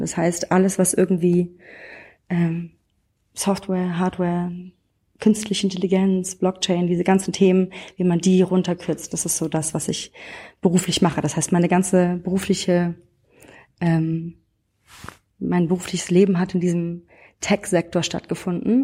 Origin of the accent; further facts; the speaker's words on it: Frankfurt am Main, Hesse, Germany; Ich bin aus Frankfurt am Main, aus der, nicht aus dem Umland von Frankfurt, sondern aus der Stadtmitte tatsächlich. Bin in so einem äh, Techie-Haushalt groß geworden